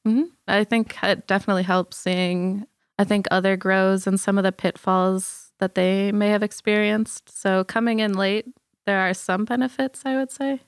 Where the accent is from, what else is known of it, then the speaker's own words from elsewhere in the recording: Illinois, United States; moved away as an adult; now in Colorado, United States; I grew up in Illinois